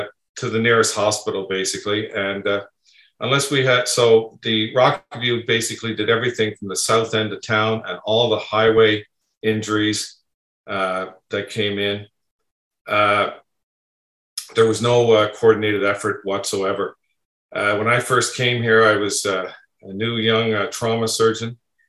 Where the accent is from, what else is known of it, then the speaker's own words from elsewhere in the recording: St. John's, Newfoundland and Labrador, Canada; moved away as an adult; also born or lived in Winnipeg; now in Calgary, Canada; I grew up in Newfoundland, born and raised in St. John's. I went to medical school there, graduated in 1980